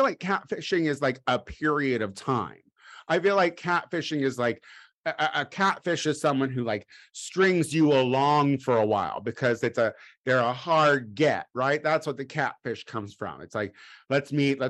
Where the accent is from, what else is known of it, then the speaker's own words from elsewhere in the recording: Illinois, United States; I'm from Illinois